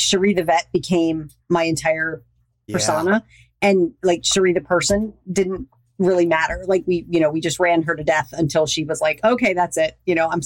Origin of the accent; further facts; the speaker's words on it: the South, United States; also born or lived in Louisiana / Florida; I was raised in Louisiana and Florida. I'm a good Southern girl